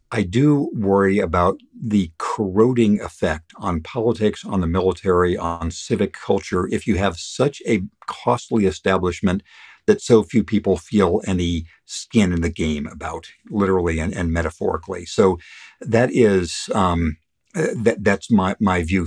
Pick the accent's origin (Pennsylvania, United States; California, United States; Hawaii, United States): California, United States; Redlands; moved away as an adult; also born or lived in China / Japan / Southeast Asia; I grew up in the sixties and, you know, the late fifties through the sixties in my hometown of Redlands, California